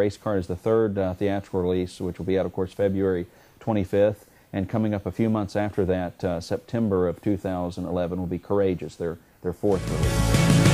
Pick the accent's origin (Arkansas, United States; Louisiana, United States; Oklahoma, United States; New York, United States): Arkansas, United States; moved away as an adult; now in Memphis, United States; I grew up in Arkansas